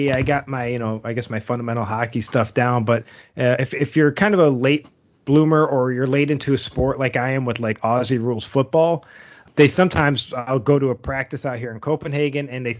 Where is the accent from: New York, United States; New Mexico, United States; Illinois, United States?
New York, United States; Buffalo; I'm from Buffalo